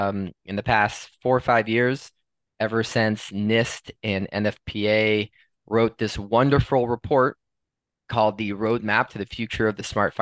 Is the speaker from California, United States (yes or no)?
yes; Los Angeles, California, United States; also born or lived in Wisconsin; I'm originally from Los Angeles, California, the fourth of seven children.